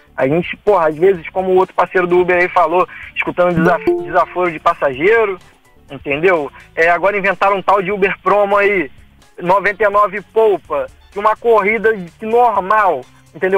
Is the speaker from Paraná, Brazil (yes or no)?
no; Valença, Rio de Janeiro, Brazil; Que eu não sou do Rio, eu sou de Valença, sou do interior do Rio